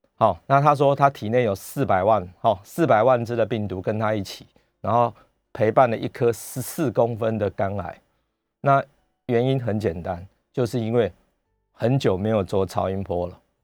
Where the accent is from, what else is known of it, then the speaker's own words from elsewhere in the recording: Taiwan; 我们台湾人民众，我们都很乖的，都戴着口罩